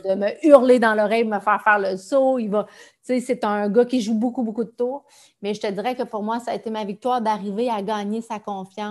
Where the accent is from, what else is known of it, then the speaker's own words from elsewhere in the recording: Amos, Quebec, Canada; ma ville natale, Amos